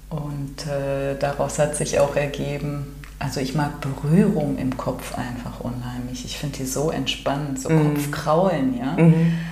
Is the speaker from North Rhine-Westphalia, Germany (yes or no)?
yes; Cologne, North Rhine-Westphalia, Germany; Ich komme hier aus Köln und mir ist irgendwann mal aufgefallen, dass ich selten an einem Tag Sonnenaufgang und Sonnenuntergang erfahren habe.